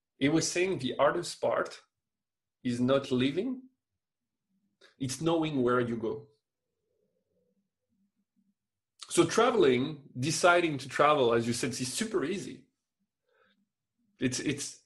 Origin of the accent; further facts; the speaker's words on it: France; moved away as an adult; now in Quebec, Canada; I'm still French, but I mean, I still have just my French paper